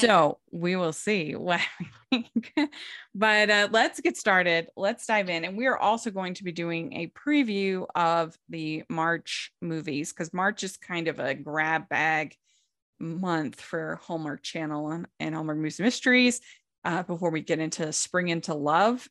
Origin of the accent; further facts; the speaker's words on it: Puerto Rico; I am from Puerto Rico.